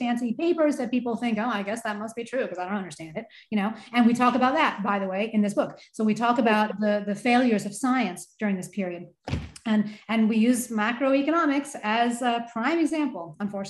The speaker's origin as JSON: {"language": "English", "country": "United States", "said": "as an American myself"}